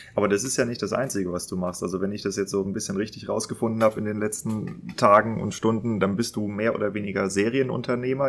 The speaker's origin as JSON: {"language": "German", "town": "Kiel", "region": "Schleswig-Holstein", "country": "Germany", "tie": "born or raised there", "said": "ich bin ja in Kiel geboren"}